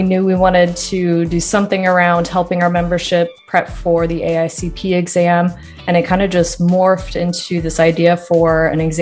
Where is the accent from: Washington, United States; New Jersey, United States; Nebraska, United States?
Nebraska, United States; Lincoln; moved away as an adult; also born or lived in Texas / Minnesota; I grew up in Lincoln, Nebraska, where I'm currently at now